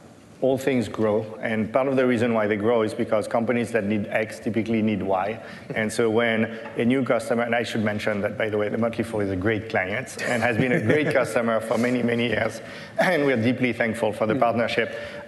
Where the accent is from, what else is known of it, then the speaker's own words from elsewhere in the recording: Paris, Île-de-France, France; English is a second language; I didn't live in Silicon Valley. I grew up in Paris. Learning to code in Paris was not something that was cool or well-known